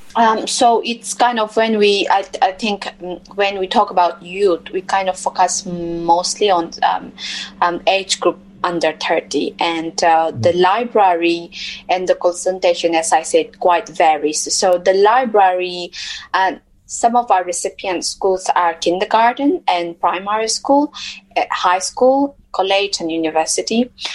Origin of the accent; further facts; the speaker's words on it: Mizoram, India; moved away as an adult; I come from um, India uh, a state called Mizoram, which is in the northeast of India